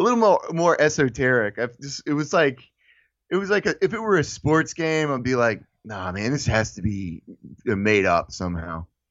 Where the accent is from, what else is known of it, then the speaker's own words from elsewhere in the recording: United States; we as a, as American people